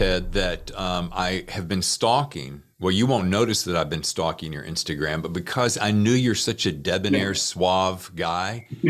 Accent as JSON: {"language": "English", "town": "Charlotte", "region": "North Carolina", "country": "United States", "said": "I'm from North Carolina. I'm from Charlotte area."}